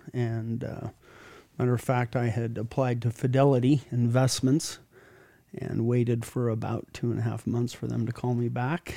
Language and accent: English; Sandy, Utah, United States; I grew up in Sandy. I have, uh, went to Alta High School